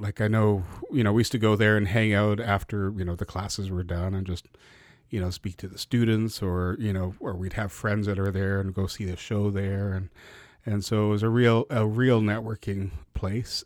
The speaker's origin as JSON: {"language": "English", "town": "Vancouver", "region": "British Columbia", "country": "Canada", "tie": "born or raised there", "also_born_or_lived": "Tacoma, Washington", "said": "I grew up in, grew up in East Van on, on eighteenth and Main, Mount Pleasant area."}